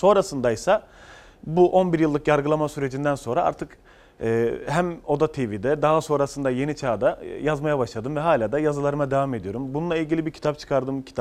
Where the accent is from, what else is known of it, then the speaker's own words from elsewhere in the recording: Ceyhan, Adana, Turkey; Ben Adana Ceyhanlıyım.